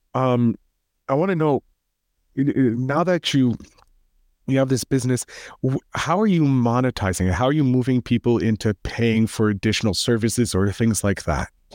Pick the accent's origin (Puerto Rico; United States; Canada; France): Canada; I'm a Canadian